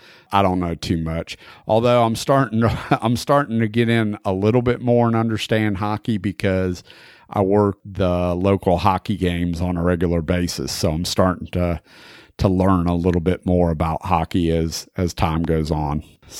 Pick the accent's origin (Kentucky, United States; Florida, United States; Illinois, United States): Florida, United States; I grew up in Florida